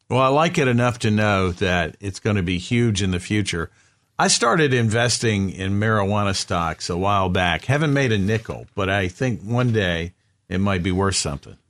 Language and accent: English; the South, United States; I grew up in the South.